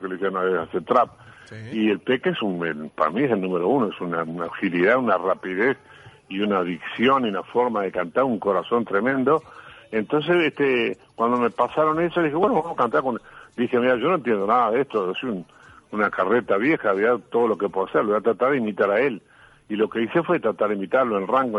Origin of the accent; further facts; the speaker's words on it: Uruguay; vengo del Uruguay, que vengo este, escondido entre dos países gigantes que son Argentina y Brasil